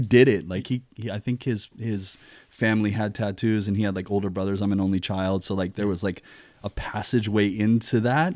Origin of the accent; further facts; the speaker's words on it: Kailua, Hawaii, United States; moved away as an adult; also born or lived in Gainesville, Florida / Big Island, Hawaii / Seattle; I grew up in Kailua in Oahu